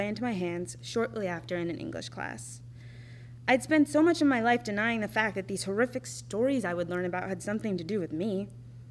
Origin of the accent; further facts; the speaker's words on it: Minnesota, United States; also born or lived in Winona, Minnesota / Montana / Texas; I carried that comfortability back to my home state in 2015, where I would eventually settle down in Minneapolis